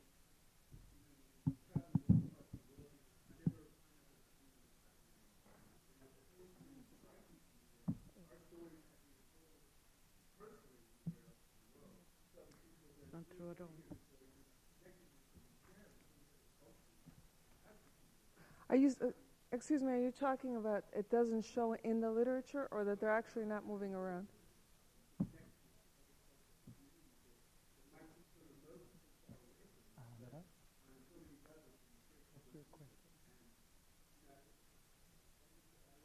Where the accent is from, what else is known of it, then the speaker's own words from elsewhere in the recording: Chicago, Illinois, United States; I was born and raised in Chicago